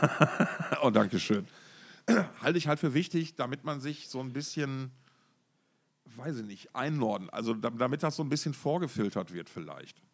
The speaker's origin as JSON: {"language": "German", "town": "Essen", "region": "North Rhine-Westphalia", "country": "Germany", "tie": "born or raised there", "said": "meiner Heimatstadt Essen"}